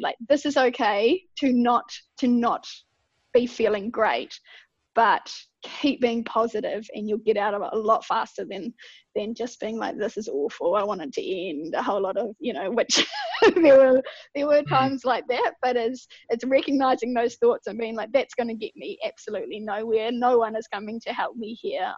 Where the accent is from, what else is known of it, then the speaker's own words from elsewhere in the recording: Ashburton, Canterbury, New Zealand; also born or lived in Wellington; rural girl, brought up on a farm southwest of Ashburton in mid Canterbury